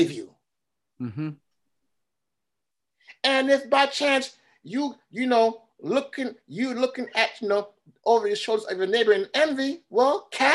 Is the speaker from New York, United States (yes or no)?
yes; New York City, New York, United States; I was born and raised in Brooklyn, but my parents are from Haiti